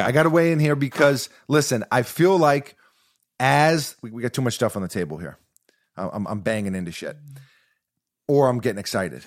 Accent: New York City, New York, United States; growing up in New York City

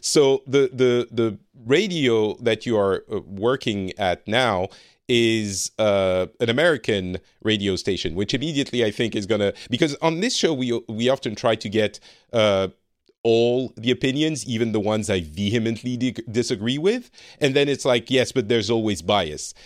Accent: France; moved away as an adult; now in Finland; I am from France originally, but I currently live in Finland and have been for a few years.

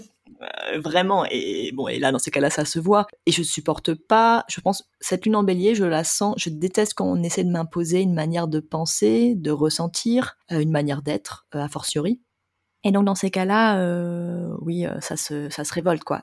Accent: France; on est français

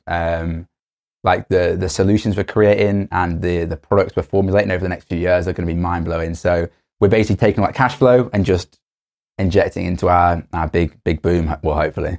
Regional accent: Stoke-on-Trent, West Midlands, United Kingdom; moved away; also born or lived in Cambridge; I'm from Stoke on Trent

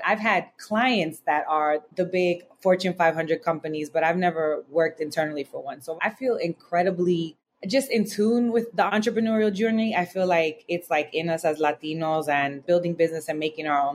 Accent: United States; also born or lived in Southern California / New York City; I grew up between Southern California and New York City

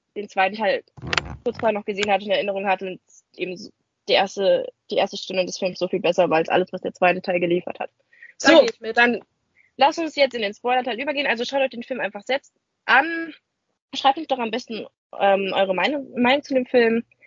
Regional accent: Germany; als Deutscher

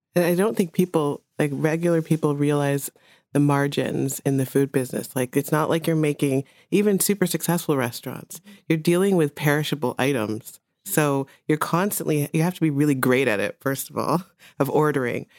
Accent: Jamaica; moved away; I was born in Jamaica

